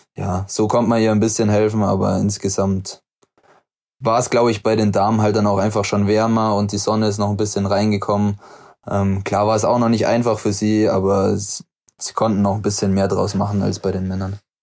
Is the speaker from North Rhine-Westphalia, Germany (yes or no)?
no; Murnau, Bavaria, Germany; moved away as an adult; now in Oberhof, Germany; Heimat ist definitiv immer noch Murnau